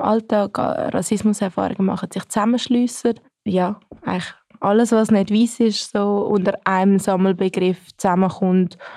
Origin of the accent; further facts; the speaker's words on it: Switzerland; ich bin Schweizerin